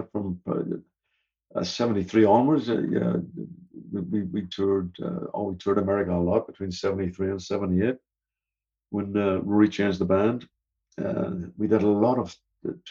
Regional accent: Canada; the first tour they did uh, of the states, because we're from Canada, as you know.

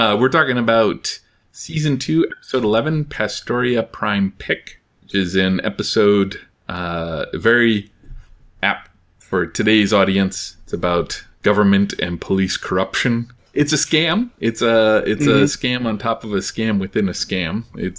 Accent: Midwest, United States; I'm from the Midwest.

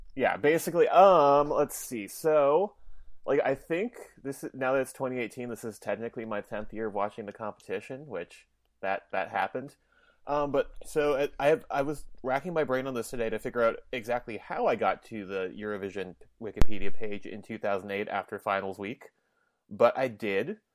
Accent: Minnesota, United States; I'm Minnesotan

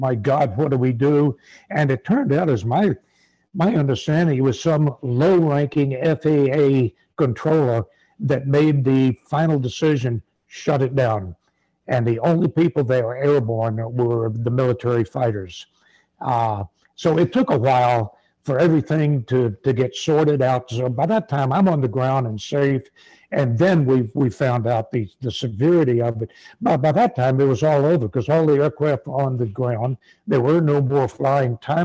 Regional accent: the South, United States; And I'm from the South

